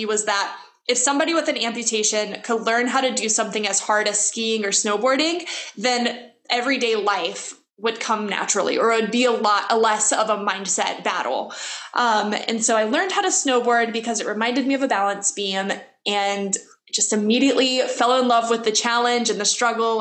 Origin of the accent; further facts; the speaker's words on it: Louisiana, United States; I grew up in Louisiana, which is like swampy trees